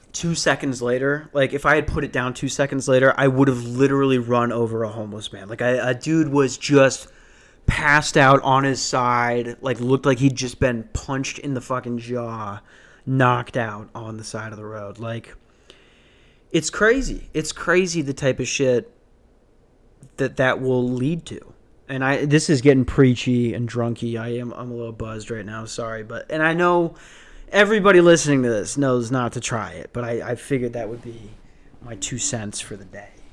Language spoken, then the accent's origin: English; Ambridge, Pennsylvania, United States; now in Phoenix, United States; I'm from the Berg